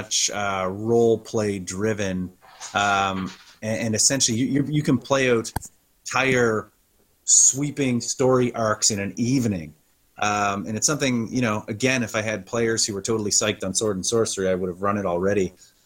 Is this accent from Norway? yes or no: no; Halifax, Nova Scotia, Canada; my hometown of Halifax